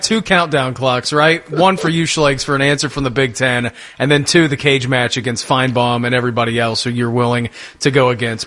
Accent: Midwest, United States; we're from the Midwest

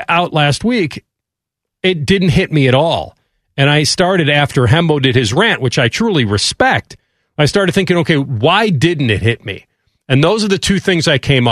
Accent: Chicago, Illinois, United States; growing up in Chicago

